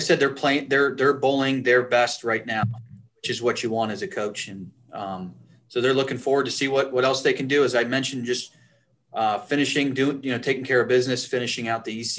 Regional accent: Western New York, United States; I grew up in Western New York

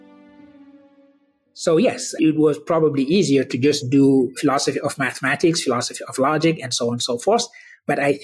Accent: Senegal; I was born in Senegal. I was raised in that Sunni tradition

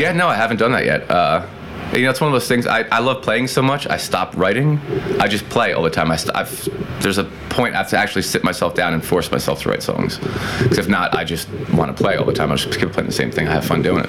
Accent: Peekskill, New York, United States; I grew up in Peekskill, New York

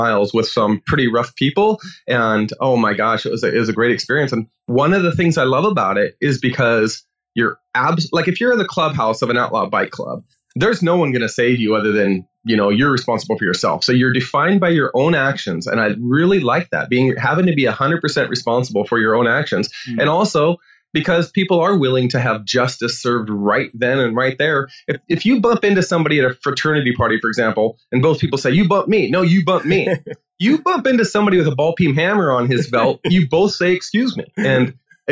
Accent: Washington, United States; I grew up in Washington State

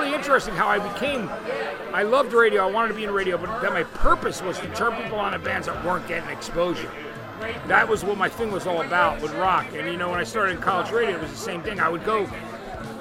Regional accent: East Brunswick, New Jersey, United States; also born or lived in Athens, Georgia; I grew up in New Jersey. So where I was in central New Jersey was kind of a cool place to be. It was closer to New York City, where I was, in a town called East Brunswick

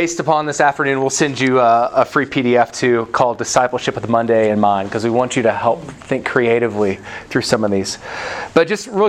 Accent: the South, United States; I'm from the South

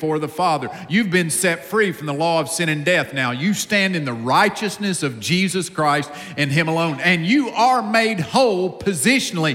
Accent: Upstate South Carolina, United States; accent: deep accent; I grew up in a home with a mom and a dad in the upstate of South Carolina. I'm from the South

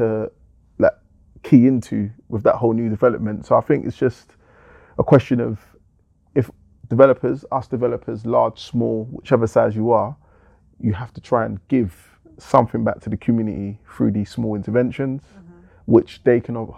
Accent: London, United Kingdom; I grew up in Forest Gate

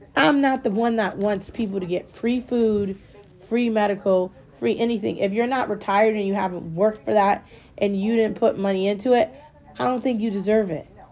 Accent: United States; I'm American

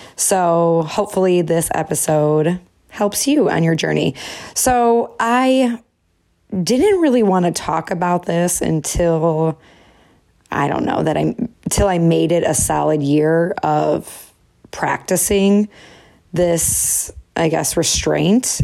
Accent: Chicago, Illinois, United States; moved away; all my favorites from my hometown

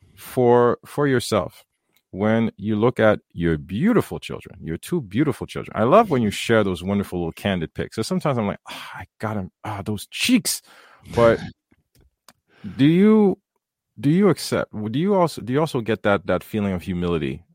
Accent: Haiti; moved away; coming from the third world, growing up in Haiti

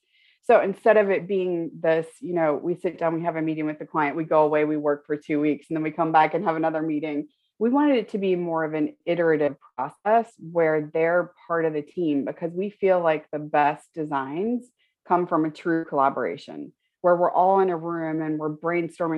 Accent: Florida, United States; moved away; going from where I grew up in Florida and where I was in school in Florida to London

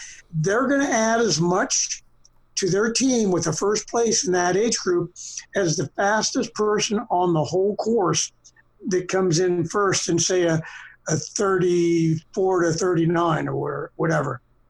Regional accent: Boston, Massachusetts, United States; born there; I was born in Boston. My father was from Boston

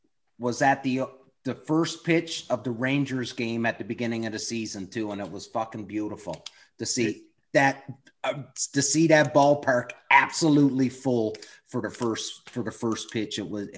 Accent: Newfoundland and Labrador, Canada; Growing up in Newfoundland

